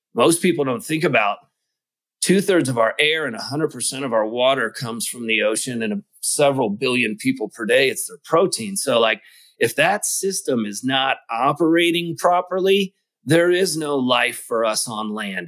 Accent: Kentucky, United States; I grew up in Kentucky

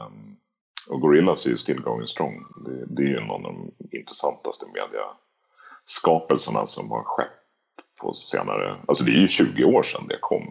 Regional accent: Lidingö, Stockholm County, Sweden; Jag är uppväxt på Lidingö i, utanför Stockholm

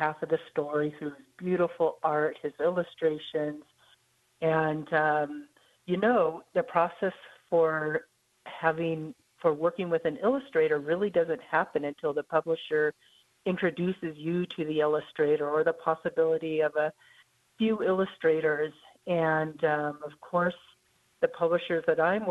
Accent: Bay Area, California, United States; now in Albuquerque, United States; growing up in the Bay Area in California

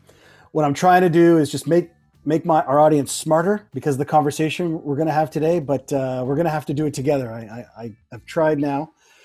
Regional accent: Toronto, Ontario, Canada; I grew up in Toronto

